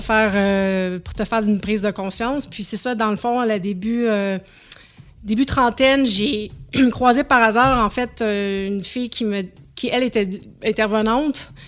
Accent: Saint-Marc-sur-Richelieu, Quebec, Canada; moved away; also born or lived in Charlevoix; j'ai grandi sur la rive de Montréal, à Saint-Marc-sur-le-Richelieu

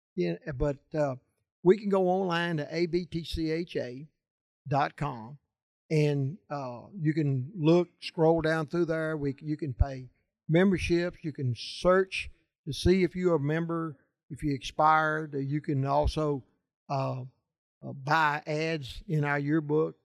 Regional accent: Louisiana, United States; I'm from Louisiana.

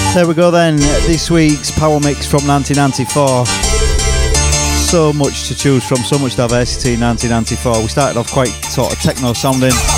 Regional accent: Hull, Yorkshire and the Humber, United Kingdom; my hometown of Hull

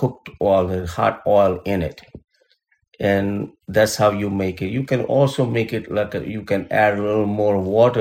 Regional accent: Gujarat, India; now in United States; I'm from Gujarat, India, and I came here in 1988.

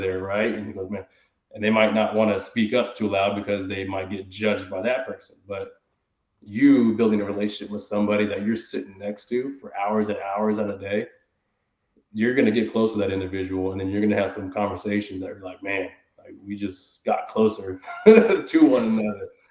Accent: Houston, Texas, United States; I grew up obviously here in Houston, but I grew up in the suburbs, so it was still considered Houston

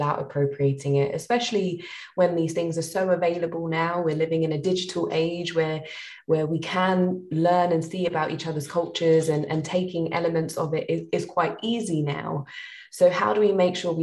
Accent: London, United Kingdom; I grew up in East London, and I'm a proud East Londoner

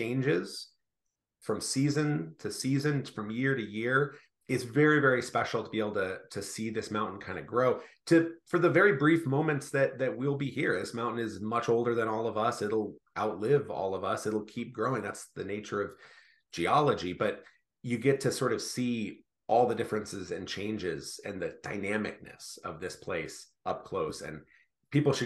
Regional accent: Tampa, Florida, United States; now in Washington, United States; I am from Florida originally. I'm from Tampa, fifth generation

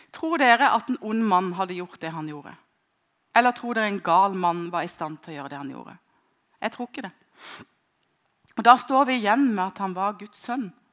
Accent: near Kristiansand, Agder, Norway; hjem fra Stavanger til utenfor Kristiansand, der jeg kommer fra

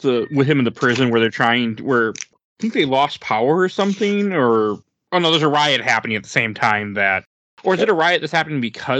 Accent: Milwaukee, Wisconsin, United States; the joke is I'm from Milwaukee.

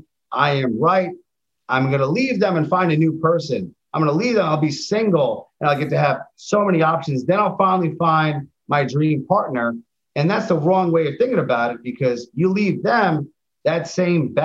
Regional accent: New York City, New York, United States; I grew up in Queens.

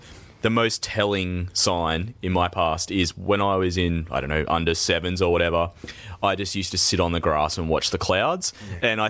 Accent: Beresfield, New South Wales, Australia; I grew up in Beresfield, so sports definitely a big thing there. Sports cars, that's what people do.

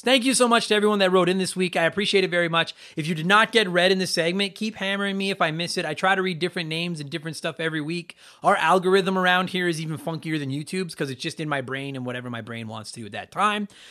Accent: Canada; also born or lived in Edmonton, Alberta; I am also from Canada. I live here in Edmonton, Alberta

